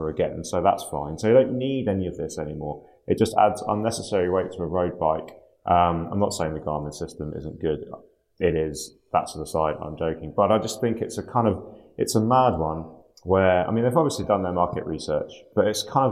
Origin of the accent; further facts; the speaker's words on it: Portsmouth, South East England, United Kingdom; I grew up in Portsmouth